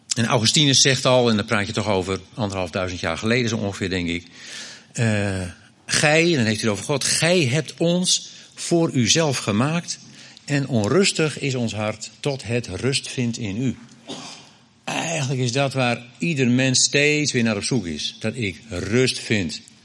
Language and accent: Dutch; Groningen, Netherlands; ik kom uit Groningen